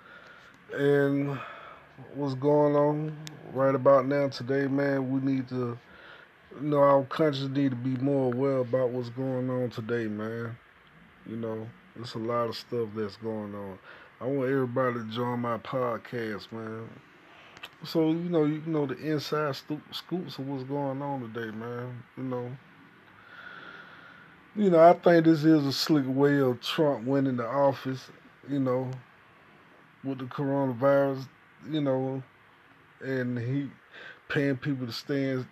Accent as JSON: {"language": "English", "country": "United States", "said": "I'm from the United States of America"}